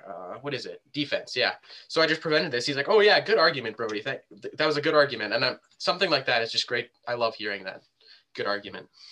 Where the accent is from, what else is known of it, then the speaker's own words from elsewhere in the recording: Canada; we're both Canadian here.